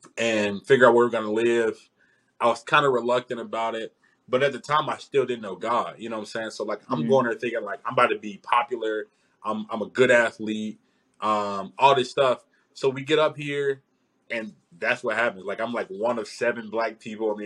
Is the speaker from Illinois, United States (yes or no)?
no; Memphis, Tennessee, United States; moved away; I grew up in Memphis, Memphis, Tennessee